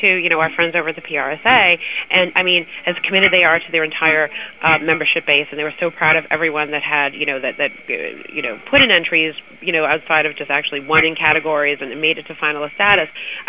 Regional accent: Northeast, United States; I grew up in the Northeast, so well, obviously.

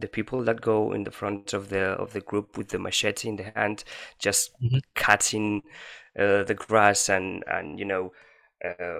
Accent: Valencia, Valencian Community, Spain; I'm from Spain

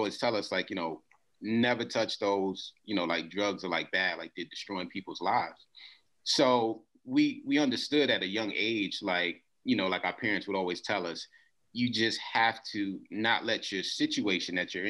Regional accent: New York City, New York, United States; the duration that I grew up in Queens actually was during the 80s.

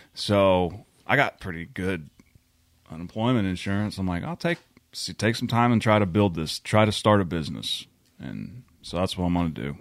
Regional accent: McLoud, Oklahoma, United States; my hometown

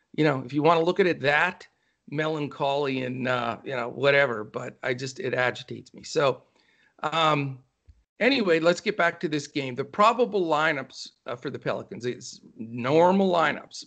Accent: Pennsylvania, United States; now in Texas, United States; I was born and raised up in the Northeast in, in Pennsylvania

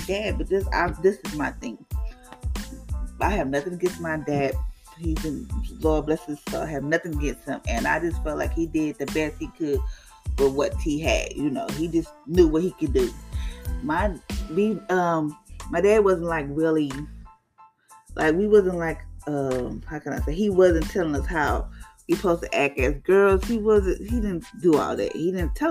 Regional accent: Louisiana, United States; I'm from Louisiana

